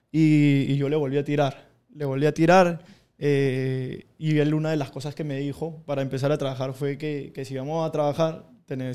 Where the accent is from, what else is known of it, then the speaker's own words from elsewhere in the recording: Peru; A mí ya me conocían en Perú … pero yo quería dejar como, como todo lo que había venido haciendo con mi nombre original atrás, porque yo tuve un paso por la televisión en mi país